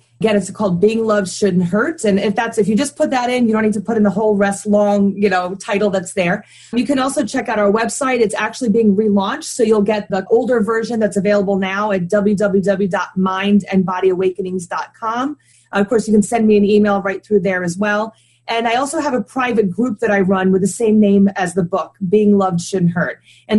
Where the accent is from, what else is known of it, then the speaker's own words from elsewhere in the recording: New Hampshire, United States; born there; I was born in New Hampshire on a military base. I've lived in about 7 or 8 different places in the United States.